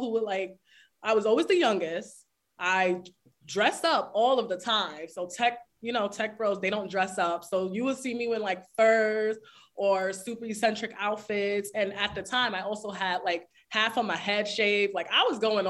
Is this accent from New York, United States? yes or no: yes; New York City, New York, United States; I'm from the Bronx, New York